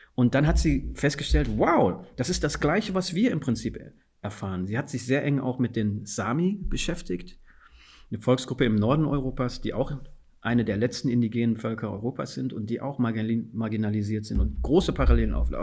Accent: Guinea; first language Fula; German is a second language; now in Germany; ich stamme aus Guinea

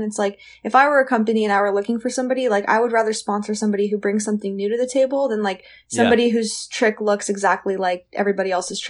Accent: Bend, Oregon, United States; I'm from Bend, Oregon

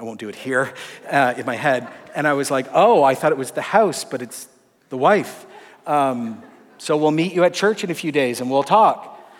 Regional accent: Ecuador; My parents were missionaries. I grew up in Ecuador in the 80s.

